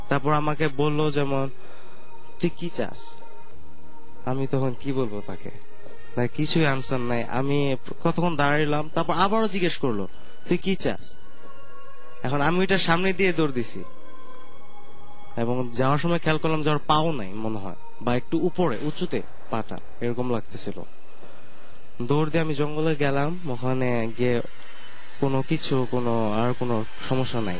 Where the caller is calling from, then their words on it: Mohammadpur, Dhaka Division, Bangladesh; also born or lived in Tongi; আমি মোহাম্মদপুর থেকে আমার গ্রামে টঙ্গিতেই মাইকের কাছে মুখটা